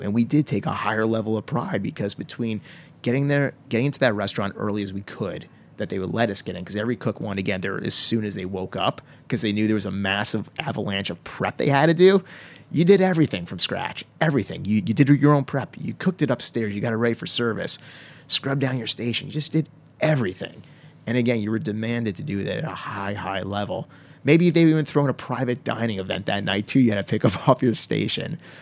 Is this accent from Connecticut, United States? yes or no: yes; Stonington, Connecticut, United States; where I grew up in Connecticut, a little town called Stonington